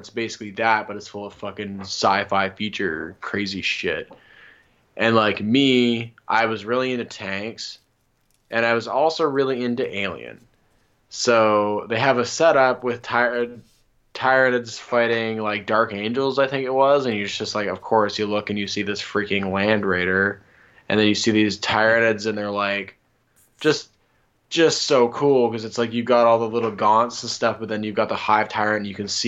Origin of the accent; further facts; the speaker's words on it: Windsor, Ontario, Canada; I grew up in Windsor, Ontario